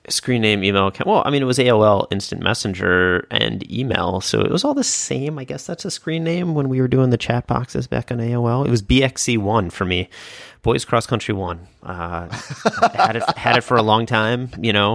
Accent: Chicago, Illinois, United States; growing up in Chicago

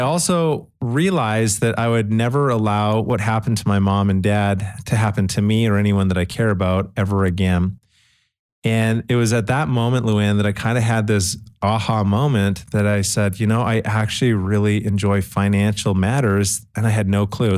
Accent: Calgary, Alberta, Canada; now in Utah, United States; I grew up in Calgary, Canada

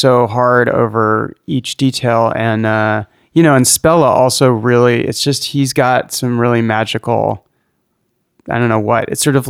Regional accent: Berkeley, California, United States; moved away; I grew up in Berkeley.

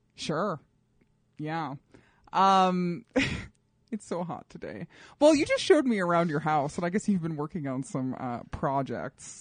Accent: Colorado Springs, Colorado, United States; moved away; grow up in the suburbs, especially in the suburbs of Colorado Springs

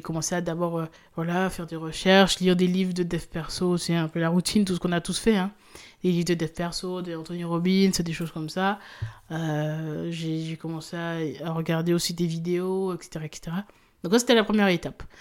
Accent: Guadeloupe; moved away; je suis originaire de la Guadeloupe

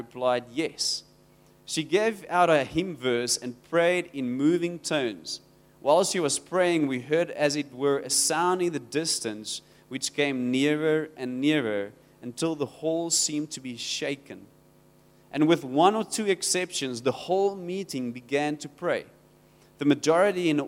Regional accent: Rawsonville, Western Cape, South Africa; I come from Rawsonville. It's close to Worcester.

